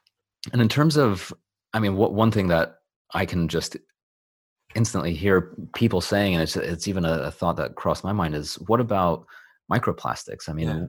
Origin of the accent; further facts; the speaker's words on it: Los Angeles, California, United States; moved away; I'm originally from Los Angeles.